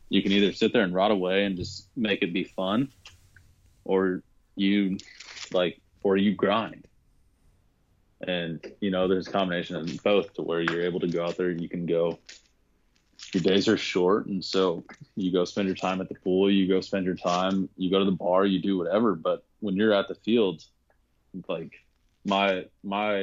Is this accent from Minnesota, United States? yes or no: no; Arizona, United States; I'm also from Arizona